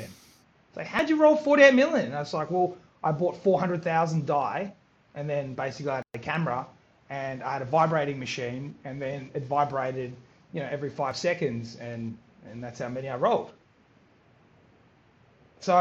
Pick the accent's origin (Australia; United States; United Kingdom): Australia; I'm a first generation Australian. My parents were born in Croatia. I was born in Australia